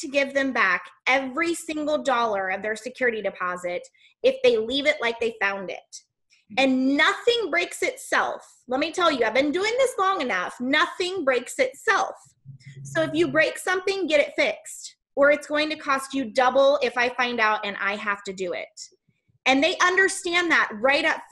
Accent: Missouri, United States; I'm from Missouri, and it's the show me state

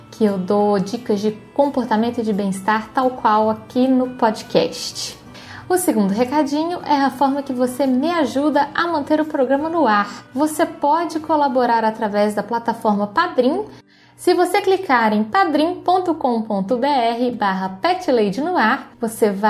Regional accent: Rio de Janeiro, Brazil; accent: carioca; moved away as an adult; now in São Paulo, Brazil; Eu sou do Rio

